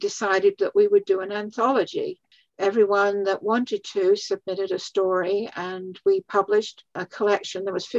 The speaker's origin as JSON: {"language": "English", "region": "England", "country": "United Kingdom", "moved": "yes", "said": "the highlights of my whole career of doing this life story writing was when I was invited back to my home country of England about 3 years ago"}